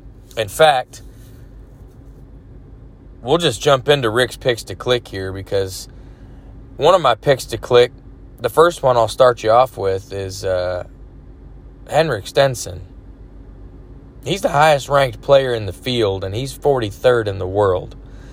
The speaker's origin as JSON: {"language": "English", "town": "Dallas", "region": "Texas", "country": "United States", "tie": "born or raised there", "said": "Dallas, my hometown Stars"}